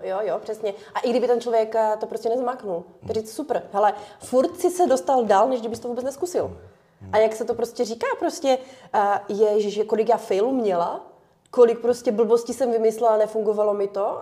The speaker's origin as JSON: {"language": "Czech", "country": "Ukraine", "moved": "yes", "said": "my jsme ještě Ukrajinci"}